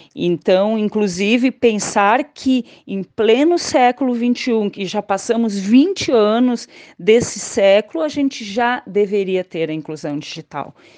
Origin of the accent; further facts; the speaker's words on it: Caxias do Sul, Rio Grande do Sul, Brazil; eu sou natural de Caxias do Sul, aqui do Rio Grande do Sul.